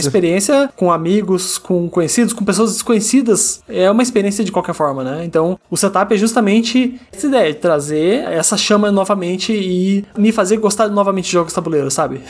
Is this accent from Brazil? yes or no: yes; Curitiba, Paraná, Brazil; eu sou aqui de Curitiba, eu tenho 36 anos